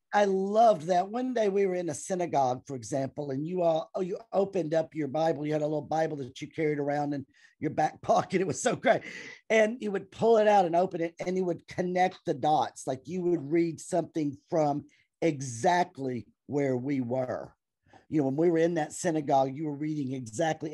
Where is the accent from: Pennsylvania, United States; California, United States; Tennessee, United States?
Tennessee, United States; Clarksville; I am from Clarksville, Tennessee.